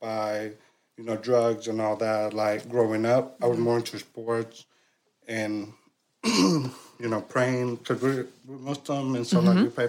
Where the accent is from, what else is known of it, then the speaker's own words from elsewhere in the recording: California, United States; I grew up in California, but I have six older brother. I'm the seventh.